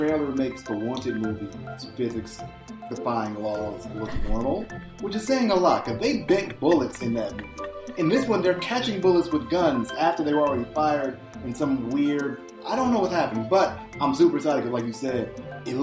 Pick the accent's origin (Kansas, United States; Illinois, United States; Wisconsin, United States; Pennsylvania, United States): Illinois, United States; Chicago; my hometown of Chicago